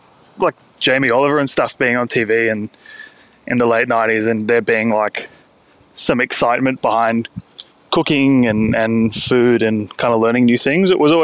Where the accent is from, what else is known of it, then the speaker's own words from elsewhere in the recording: Sydney, New South Wales, Australia; I grew up in Sydney's Northern Beaches, so like not a culinary hotspot by any means of the imagination